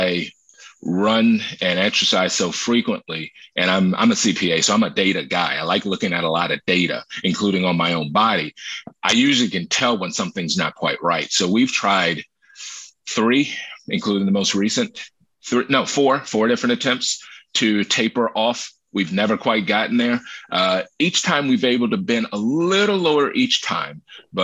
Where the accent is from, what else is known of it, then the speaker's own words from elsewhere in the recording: Maryland, United States; moved away as an adult; now in New York City, United States; I grew up in Maryland and lived in Maryland up until 2019